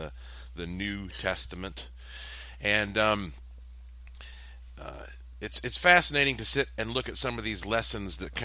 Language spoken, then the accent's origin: English; Western North Carolina, United States; I was raised up in the South, in Billy Graham land, where there is a church on the corner of every street in Western North Carolina